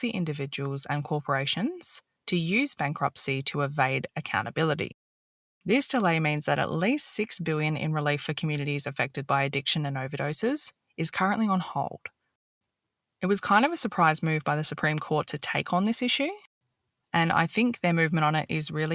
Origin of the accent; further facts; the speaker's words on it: Australia; As an Australian